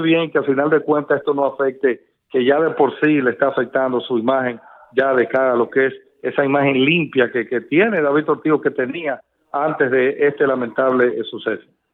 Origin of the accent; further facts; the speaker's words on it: Dominican Republic; como periodista, como dominicano